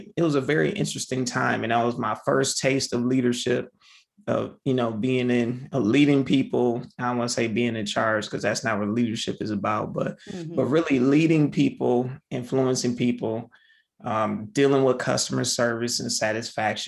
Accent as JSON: {"language": "English", "region": "Michigan", "country": "United States", "tie": "born or raised there", "moved": "yes", "lives_now": "Ohio, United States", "said": "I grew up in Michigan"}